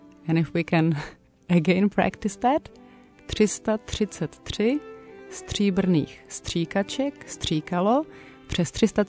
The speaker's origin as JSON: {"language": "English", "region": "Prague", "country": "Czechia", "said": "from Prague, Czech Republic, and I have one tongue breaker for you."}